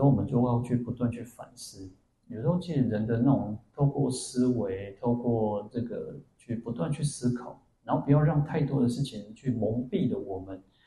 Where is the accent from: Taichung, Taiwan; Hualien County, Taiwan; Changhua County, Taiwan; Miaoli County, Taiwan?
Changhua County, Taiwan; moved away; also born or lived in Kaohsiung; 我以前当兵的时候，我在鹿港当兵，然后我那时候在高雄嘛吼，然后我的家乡又是在彰化